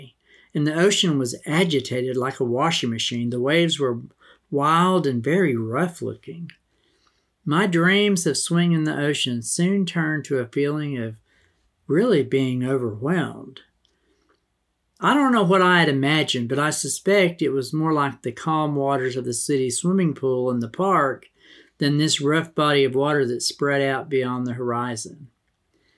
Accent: eastern New Mexico, Texas Panhandle, United States; growing up in the Texas Panhandle in eastern New Mexico

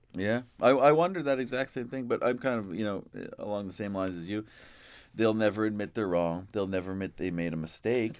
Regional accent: Ontario, Canada; in my hometown

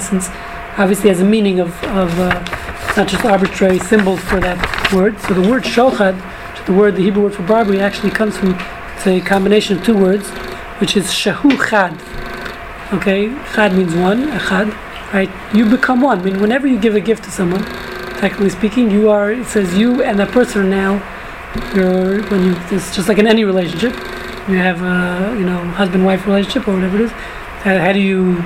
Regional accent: New York City, New York, United States; moved away; when I was growing up in New York

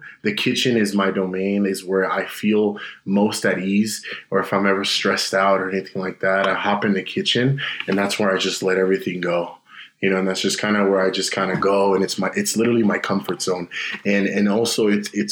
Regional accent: Los Angeles, California, United States; moved away as an adult; now in Salt Lake City, United States; born and raised in the San Fernando Valley

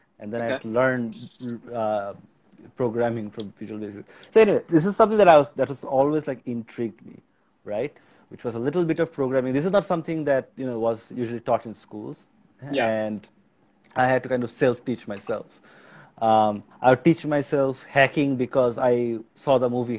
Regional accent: Bangladesh; I was born and raised in Bangladesh

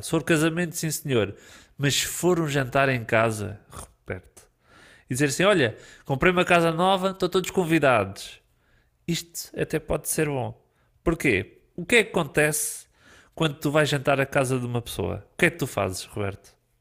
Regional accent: Portugal; Nós somos portugueses

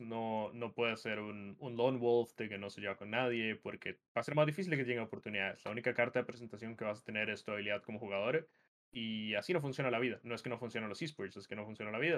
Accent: Costa Rica; la secundaria se dice acá en Costa Rica

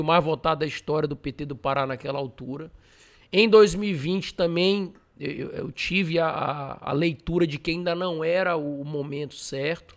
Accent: Marabá, Pará, Brazil; Eu nasci em Marabá, me criei lá

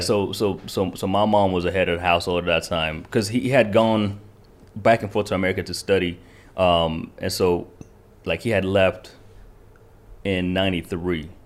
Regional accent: Kentucky, United States; born or raised there; first language Kinyarwanda; English is a second language; also born or lived in Rwanda

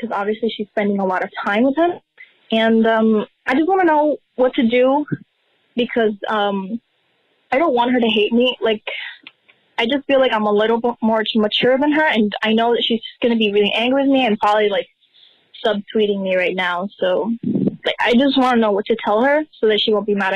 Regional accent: Puerto Rico; I'm 15 years old. I'm from Puerto Rico

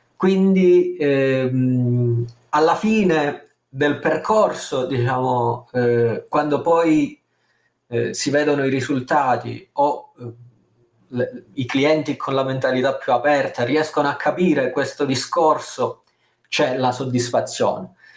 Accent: Calabria, Italy; io sono calabrese se non si fosse capito dal mio accento svedese

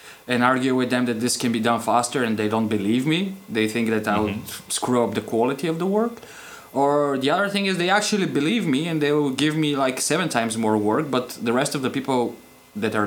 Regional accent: Bulgaria; moved away as an adult; now in Nuremberg, Germany; I'm from Bulgaria and I'm currently living in Germany.

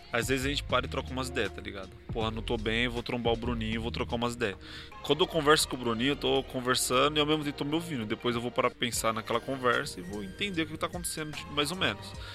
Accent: São Paulo, Brazil; Eu sou da Zona Sul

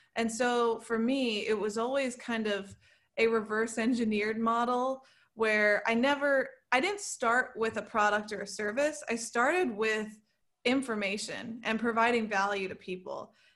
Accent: Saratoga Springs, New York, United States; now in New York City, United States; I grew up in a town three hours from New York City called Saratoga Springs, and then I moved to New York City when I was eighteen

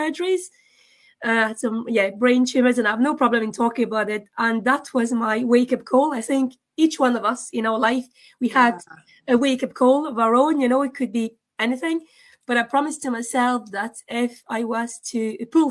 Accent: France; also born or lived in Scotland; now in Dublin, Ireland; I was born in France

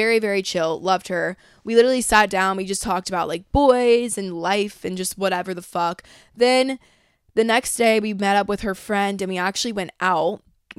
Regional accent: Georgia, United States; And I was like, yeah, I'm from Georgia. And, like, I talk like this. But I try and, like, minimize it when I come down here because no one talks like that.

